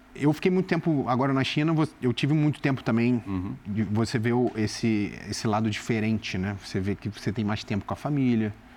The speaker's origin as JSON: {"language": "Portuguese", "region": "Rio de Janeiro", "country": "Brazil", "tie": "born or raised there", "moved": "yes", "said": "eu sou nascido e criado do lado do Maracanã"}